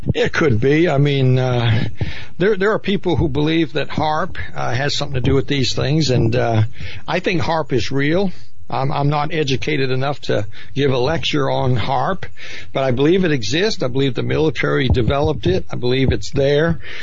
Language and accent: English; Maine, United States; I grew up in Maine.